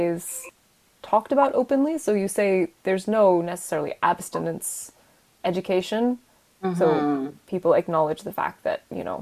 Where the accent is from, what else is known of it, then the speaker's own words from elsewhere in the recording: United States; I grew up in the States